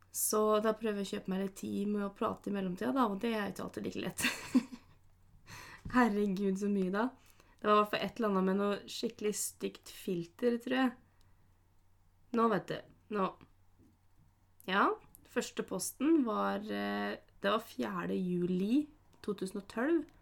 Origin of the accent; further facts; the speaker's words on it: Norway; der jeg kommer fra, på Slettås, Flat Hill City